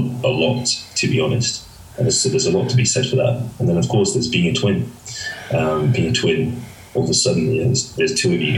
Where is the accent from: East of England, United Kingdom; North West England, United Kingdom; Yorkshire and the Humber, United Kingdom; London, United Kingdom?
London, United Kingdom; born or raised there; also born or lived in Hackney, London